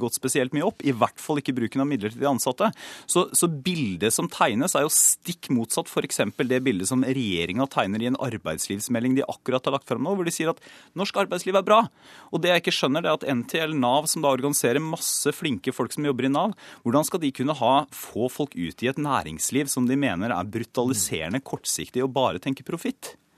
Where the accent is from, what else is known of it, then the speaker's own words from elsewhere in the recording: Porsgrunn, Telemark, Norway; jeg kommer fra Porsgrunn